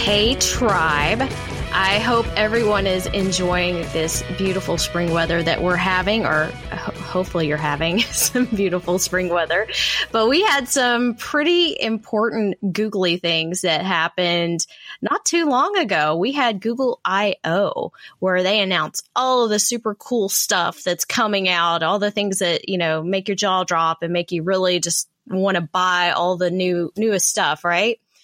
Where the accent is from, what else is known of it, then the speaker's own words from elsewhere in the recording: Texas, United States; my home state here